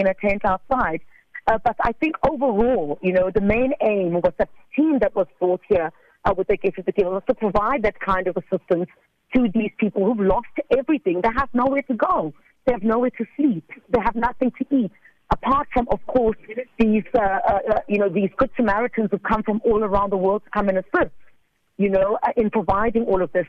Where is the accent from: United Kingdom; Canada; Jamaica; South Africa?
South Africa; I'm South African.